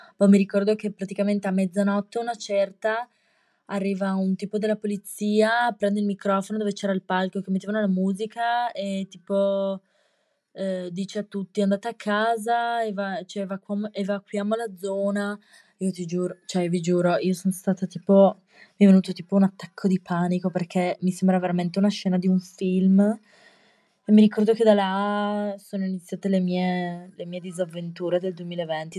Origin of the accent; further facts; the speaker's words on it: Trieste, Friuli-Venezia Giulia, Italy; accent: triestino; il mio accento triestino e osceno